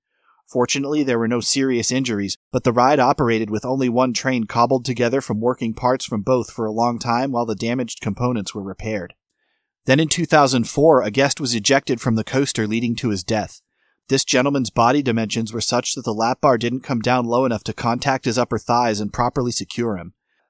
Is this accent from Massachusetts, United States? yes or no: yes; Massachusetts, United States; now in Florida, United States; I drove from Florida to Massachusetts to spend time with family and friends where I grew up